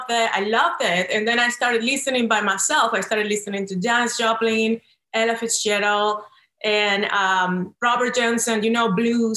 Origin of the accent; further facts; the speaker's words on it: Venezuela; English is a second language; moved away as an adult; also born or lived in New York; now in Los Angeles, United States; I was born in South America in the beautiful country of Venezuela.